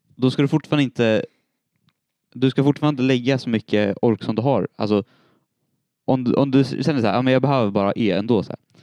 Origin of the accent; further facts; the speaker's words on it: Storvreta, Uppsala County, Sweden; Jag är född i Uppsala, uppvuxen i Storvreta.